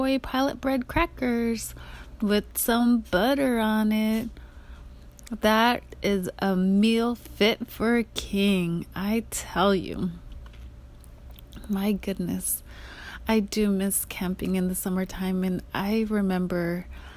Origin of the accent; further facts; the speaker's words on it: Alaska, United States; moved away; I grew up in Alaska